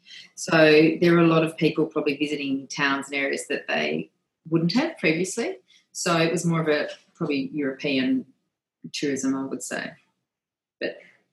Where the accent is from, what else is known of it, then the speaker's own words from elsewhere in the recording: Australia; So it does remind me probably a bit of the beaches that I grew up with in Australia.